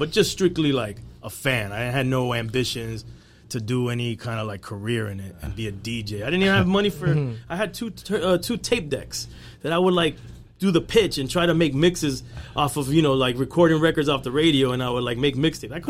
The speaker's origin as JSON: {"language": "English", "town": "South Gate", "region": "California", "country": "United States", "tie": "born or raised there", "also_born_or_lived": "Anaheim Hills, California / Miami", "moved": "yes", "said": "we was in the hood. We was in Southgate."}